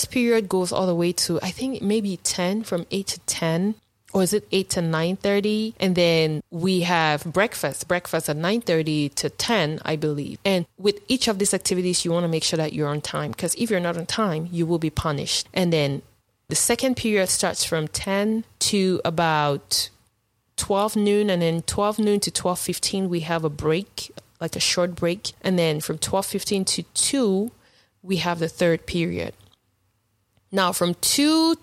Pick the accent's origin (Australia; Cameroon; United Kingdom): Cameroon; now in United States; life in boarding school back home in Cameroon.